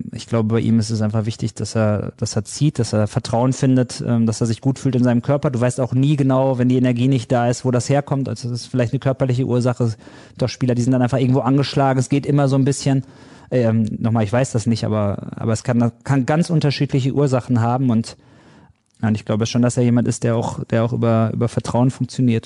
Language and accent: German; Dortmund, North Rhine-Westphalia, Germany; ich komme aus Dortmund